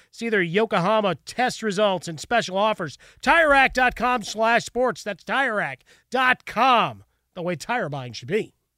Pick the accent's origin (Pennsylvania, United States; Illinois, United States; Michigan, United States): Illinois, United States; Chicago; Growing up in Chicago, you'd rush home in the, the early afternoon to watch Cubs baseball